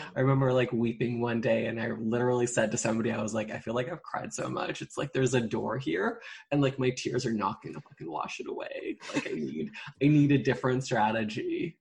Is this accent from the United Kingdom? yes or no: no; Vancouver Island, British Columbia, Canada; I grew up on Vancouver Island.